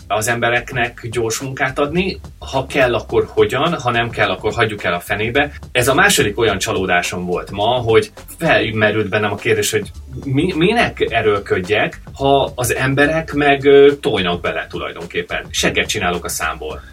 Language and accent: Hungarian; Hungary; moved away; egy nyelvet beszélünk, magyarok vagyunk